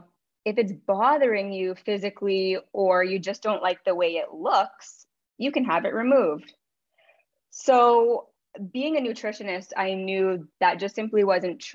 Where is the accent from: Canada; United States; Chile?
Canada; Ontario; I grew up in Ontario, Canada